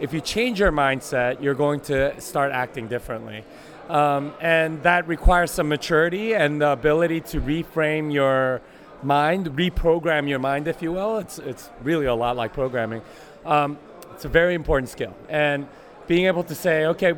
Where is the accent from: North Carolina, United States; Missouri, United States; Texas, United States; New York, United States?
Texas, United States; Austin; I'm from Austin, Texas. I want people to know that I'm from Texas.